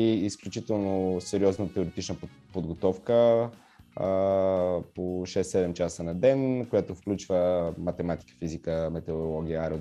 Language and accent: Bulgarian; Bulgaria; Тук има, аз не съм единствения българин, има много готини а, момчета и момичета, които ще стават пилоти също така.